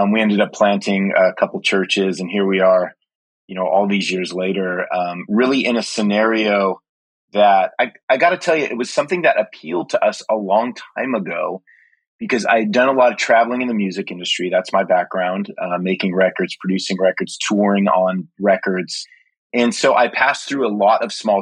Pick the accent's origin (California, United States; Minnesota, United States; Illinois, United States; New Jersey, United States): California, United States; Southern; moved away as an adult; now in Ashland, United States; I was born and raised in SoCal